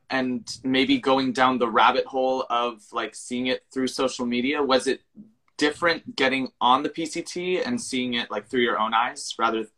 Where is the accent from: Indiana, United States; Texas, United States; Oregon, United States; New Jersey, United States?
New Jersey, United States; we're from Jersey